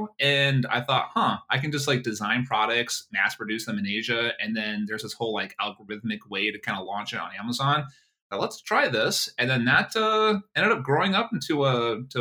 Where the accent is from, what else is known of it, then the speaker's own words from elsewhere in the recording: Las Cruces, New Mexico, United States; now in San Diego, United States; I actually was born and raised in New Mexico, in Las Cruces, New Mexico, so the middle of the U.S.